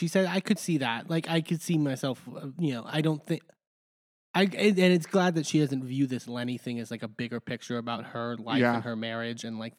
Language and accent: English; Miami, Florida, United States; if I go to other Spanish-speaking areas, they can recognize that I'm from Miami immediately in terms of, like, how I talk.